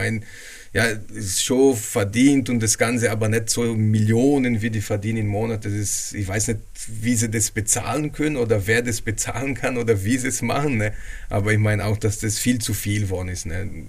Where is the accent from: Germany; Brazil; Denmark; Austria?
Brazil; German is a second language; Also mir Brasilianer, ich bin auch ein Brasilianer, ne, immer.